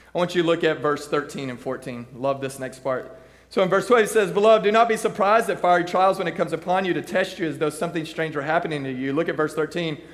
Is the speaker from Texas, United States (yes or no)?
yes; Texas, United States; I grew up in Texas. I grew up in the country